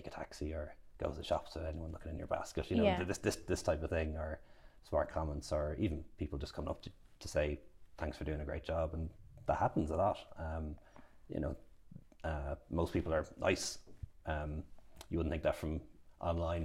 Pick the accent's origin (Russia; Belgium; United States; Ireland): Ireland; I was born in Ireland and grew up in Ireland